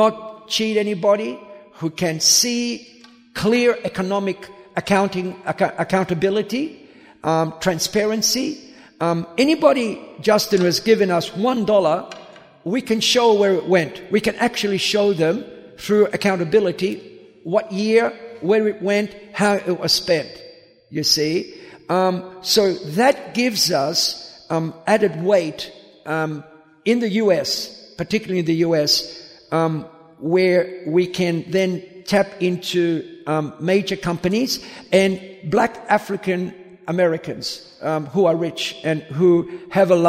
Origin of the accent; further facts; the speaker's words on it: Australia; moved away; also born or lived in United States; I grew up in Australia